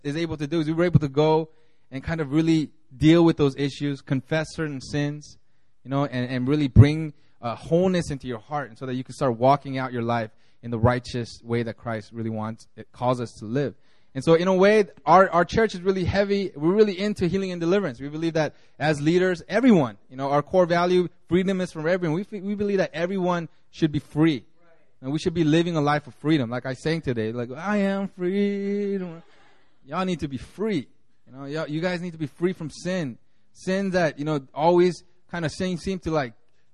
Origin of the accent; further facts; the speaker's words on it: United States; moved away; growing up in America where everybody was white and I was the only Korean boy